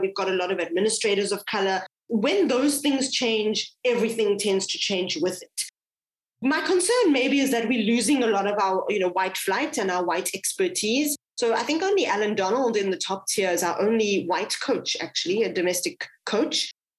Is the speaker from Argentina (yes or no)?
no; South Africa; as a South African